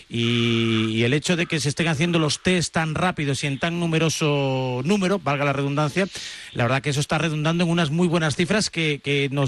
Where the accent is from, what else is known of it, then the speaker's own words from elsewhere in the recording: Pontevedra, Galicia, Spain; also born or lived in Canido, Vigo; yo soy de Pontera, soy más de la capital